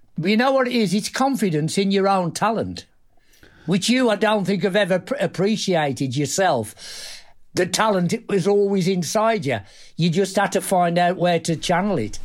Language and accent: English; Black Country, West Midlands, United Kingdom; I was from the black country in the Midlands, Warsaw.